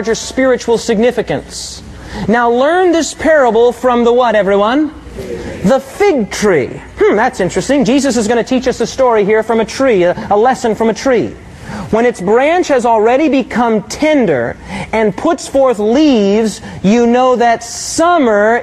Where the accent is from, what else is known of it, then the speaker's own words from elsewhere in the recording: South Dakota, United States; now in Michigan, United States; I grew up in South Dakota, and I know something about winters